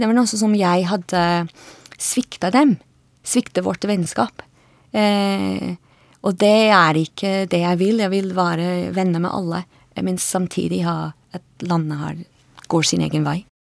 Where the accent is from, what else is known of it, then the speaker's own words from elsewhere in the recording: Edinburgh, Scotland, United Kingdom; Norwegian is a second language; moved away as an adult; also born or lived in Bøler, Oslo, Norway; now in Oslo, Norway; Jeg kommer fra Edinburgh i Skottland.